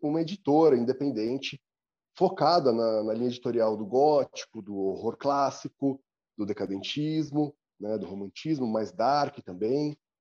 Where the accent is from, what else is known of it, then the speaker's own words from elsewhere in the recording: São Paulo, Brazil; eu tenho 42 anos, sou paulistano